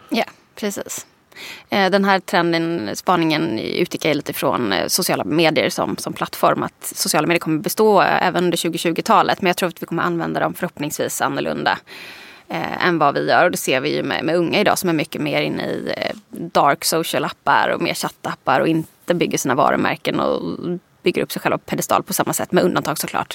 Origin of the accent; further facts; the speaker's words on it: Småland, Sweden; moved away; also born or lived in Lund; Nu är jag uppvuxen i liksom, entreprenörs Småland.